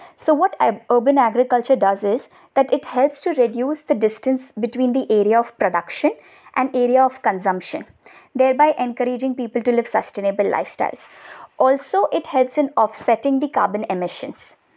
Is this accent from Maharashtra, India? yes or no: yes; Mumbai, Maharashtra, India; I'm from Mumbai